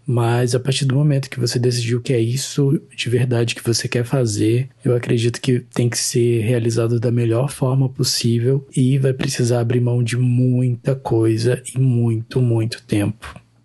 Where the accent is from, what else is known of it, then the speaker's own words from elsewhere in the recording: Rio Branco, Acre, Brazil; Nós somos de Rio Branco, então, do estado do Acre